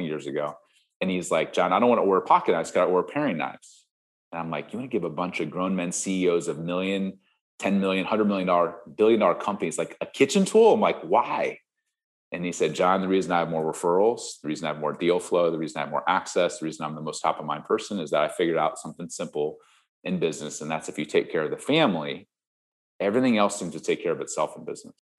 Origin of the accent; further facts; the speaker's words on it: Ohio, United States; moved away; I grew up in Ohio, you know, Midwest farm kid on 47 acres